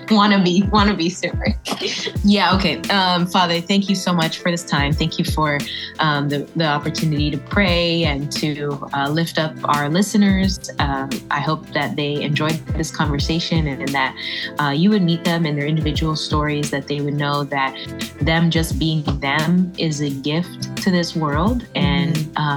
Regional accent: Puerto Rico; yeah, I'm Puerto Rican by the way, so I have the Taino blood. Like you know, we just love the island.

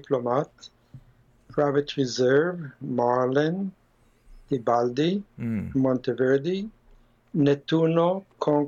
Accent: Israel; moved away as an adult; also born or lived in Los Angeles, United States; now in United States; I was born in Israel. I came to America when I was 23 to go to school

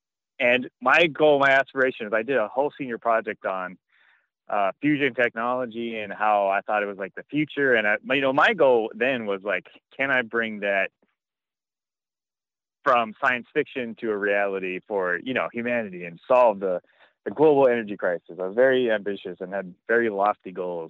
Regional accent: Hawaii, United States; born or raised there; moved away as an adult; also born or lived in Pittsburgh, Pennsylvania; now in Chicago, United States

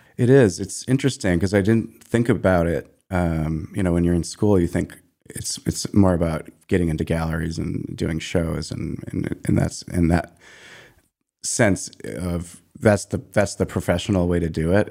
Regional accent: Maine, United States; moved away as an adult; also born or lived in Harlem, New York; I grew up in Maine and spent the first twenty-seven years of my life there.

